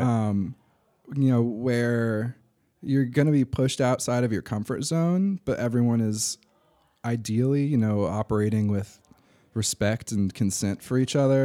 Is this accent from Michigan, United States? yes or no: no; Durham, North Carolina, United States; I grew up in Durham, uh, went to middle and high school at D S A.